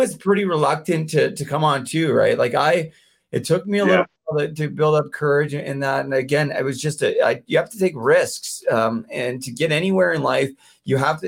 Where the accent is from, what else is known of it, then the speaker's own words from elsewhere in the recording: near Vancouver, British Columbia, Canada; moved away as an adult; now in Ontario, Canada; I'm from out near Vancouver